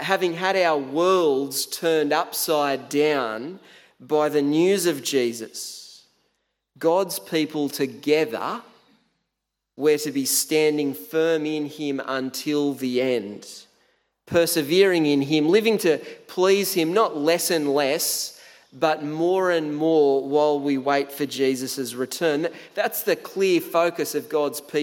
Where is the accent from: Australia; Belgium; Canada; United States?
Australia; Tathra, New South Wales; moved away as an adult; also born or lived in Canberra; when I first moved out of home from the beautiful Tathra on the far south coast of New South Wales